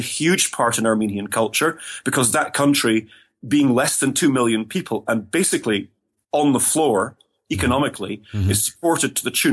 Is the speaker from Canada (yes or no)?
no; Scotland, United Kingdom; first language English; moved away as an adult; also born or lived in England / Germany / Inverness; culturally, I identify myself very strongly as a Scot. Mm-hmm. But of course, I grew up in Britain